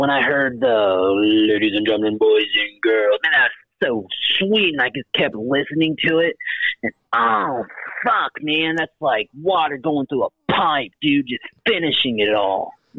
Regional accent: Naples, Florida, United States; Oh, God, Naples.

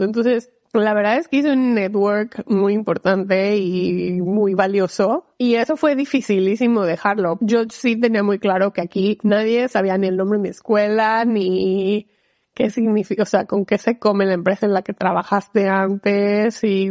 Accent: Mexico; moved away as an adult; now in Seattle, United States; soy mexicana, soy abogada, trabajo en Amazon, vivo en Seattle

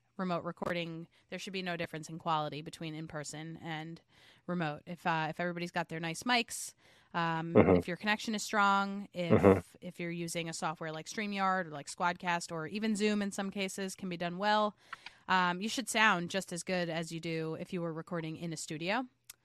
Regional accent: New York, United States; also born or lived in Jackson, Mississippi / Los Angeles / St. Louis / Portland, Maine; Yeah, I am a New Yorker.

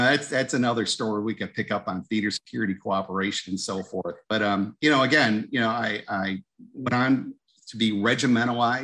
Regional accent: Mohawk Valley, Northern New York, United States; moved away; I grew up in Northern New York, up in the Mohawk Valley.

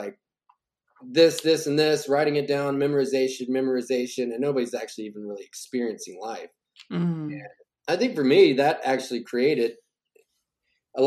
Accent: Kentucky, United States; now in Nashville, United States; I came to Nashville, which is where I'm, you know, originally from this area, like, 'cause I'm from Kentucky across the border

